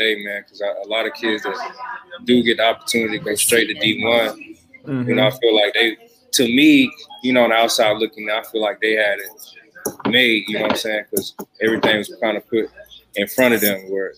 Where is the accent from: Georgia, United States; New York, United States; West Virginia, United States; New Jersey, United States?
Georgia, United States; Atlanta; also born or lived in Warner Robins, Georgia / Macon, Georgia; I grew up in Atlanta, Georgia